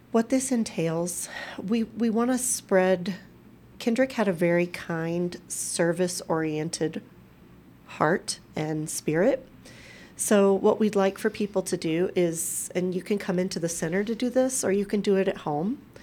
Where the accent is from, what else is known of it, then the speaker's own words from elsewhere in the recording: Crockett, Texas, United States; also born or lived in Galveston, Texas; now in Colorado, United States; my hometown of Crockett